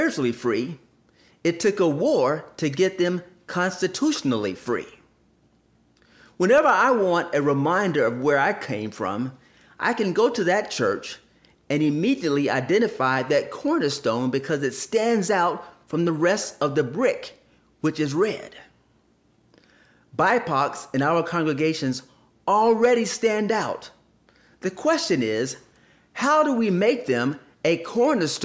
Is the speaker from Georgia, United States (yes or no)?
yes; Columbus, Georgia, United States; I grew up in Columbus, Georgia, and attended many churches